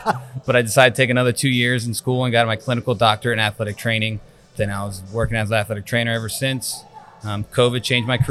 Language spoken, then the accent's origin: English; Vineland, New Jersey, United States; I'm originally from Vineland, New Jersey. Born and raised.